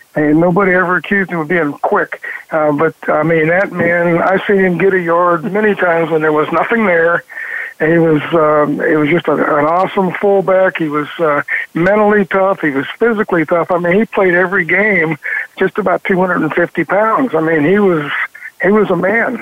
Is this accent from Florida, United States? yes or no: no; Ravenna, Ohio, United States; I grew up in Northeast Ohio